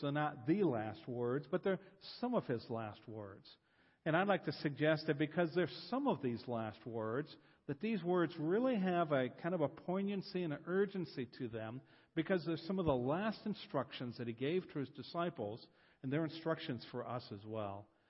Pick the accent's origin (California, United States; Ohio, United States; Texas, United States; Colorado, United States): Ohio, United States; Columbus; I'm from Columbus, Ohio.